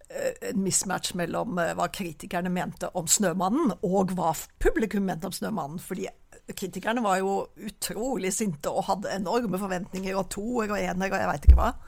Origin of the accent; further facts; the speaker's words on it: Oslo, Norway; now in Rogaland, Norway; Jeg er fra Jeg er født i Oslo.